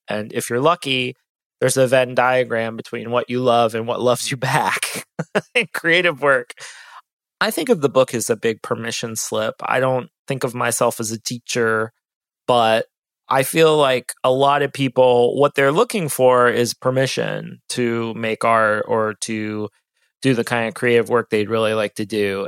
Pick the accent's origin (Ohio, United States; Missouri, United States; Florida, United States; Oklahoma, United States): Ohio, United States; now in Austin, United States; I'm from Ohio